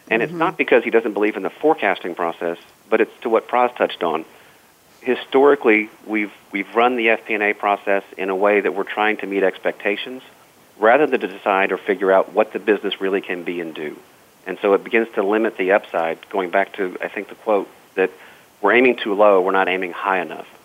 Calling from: Dallas, Texas, United States; Uh, I am in lovely Dallas, Texas, where it is cold and misty and, and rainy

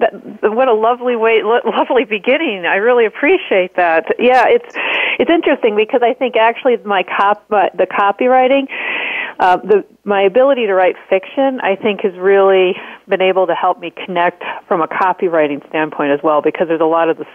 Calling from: Arizona, United States; I'm calling from Arizona.

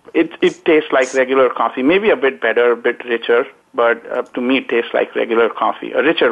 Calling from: Naperville, Illinois, United States; also born or lived in Indonesia; I'm calling from a town called Naperville, Illinois, just outside of Chicago.

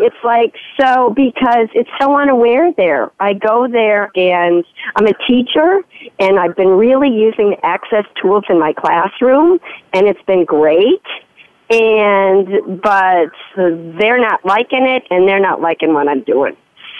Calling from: Montana, United States; I'm calling from Montana, where it's -3 degrees.

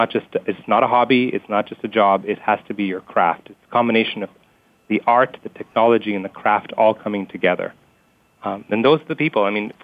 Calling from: Dallas, Texas, United States; I'm calling from Dallas, Texas.

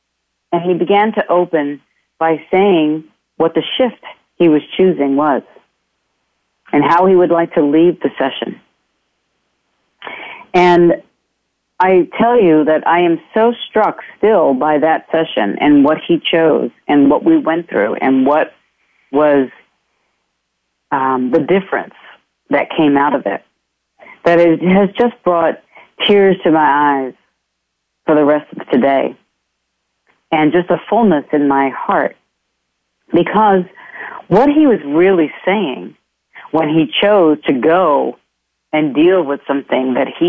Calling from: Ireland; I'm calling in from Ireland myself, so hello to wherever you all are and will be.

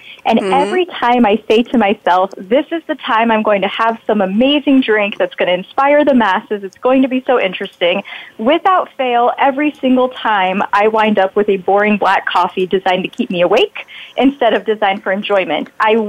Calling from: Portland, Oregon, United States; Bonnie, I am in Portland, Oregon

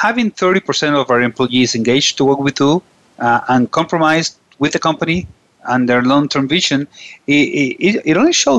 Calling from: Venezuela; I'm calling from Venezuela

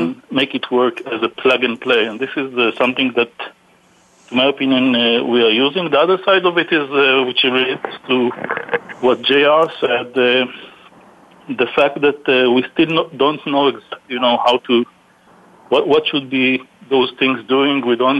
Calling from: Houston, Texas, United States; I am calling from Houston, Texas.

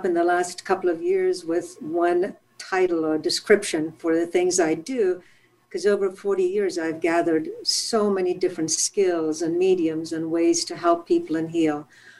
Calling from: California, United States; I am right now in Southern California. I am up in the mountains near Big Bear.

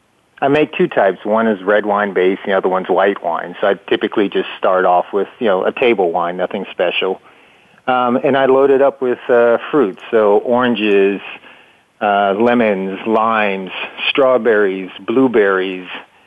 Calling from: Tampa, Florida, United States; Okay, so I am in Tampa, Florida, where it's a nice sunny

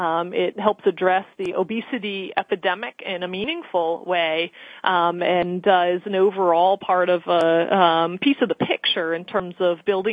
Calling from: Boston, Massachusetts, United States; I'm calling from the offices of Conservation Law Foundation in Boston in downtown Crossing neighborhood.

